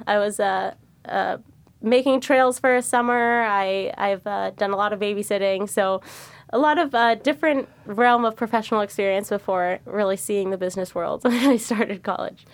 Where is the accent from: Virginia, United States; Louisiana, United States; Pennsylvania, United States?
Virginia, United States; Arlington; moved away as an adult; now in San Francisco, United States; I grew up in Arlington, Virginia, um, went to public high school.